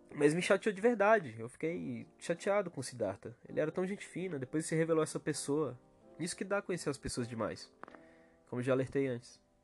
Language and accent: Portuguese; Ceará, Brazil; na minha terra, no meu país Ceará